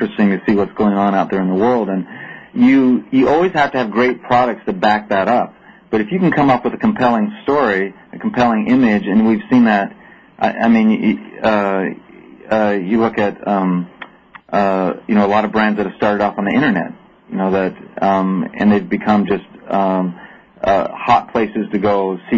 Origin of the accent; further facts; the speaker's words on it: United States; also born or lived in Denmark; as an American